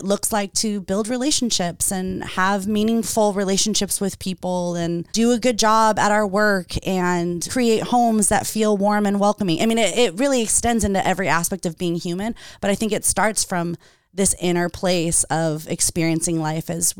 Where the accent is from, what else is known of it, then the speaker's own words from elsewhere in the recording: Redondo Beach, California, United States; now in Lomita, United States; I grew up in Redondo